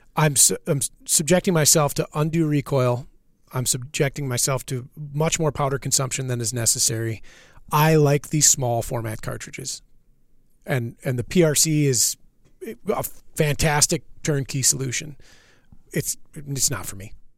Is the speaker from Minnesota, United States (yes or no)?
yes; Minnesota, United States; moved away as an adult; now in Wisconsin, United States; I'm from Minnesota.